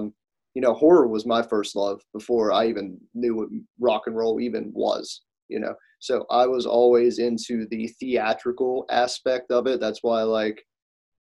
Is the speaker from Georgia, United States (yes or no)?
no; Pittsburgh, Pennsylvania, United States; They're from my hometown